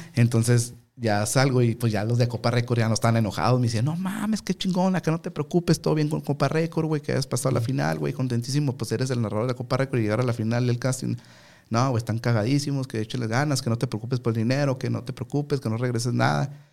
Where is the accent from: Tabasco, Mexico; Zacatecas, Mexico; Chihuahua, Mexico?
Chihuahua, Mexico; Ciudad Juárez; vengo de Juárez. Y porque yo era el único, güey, de Chihuahua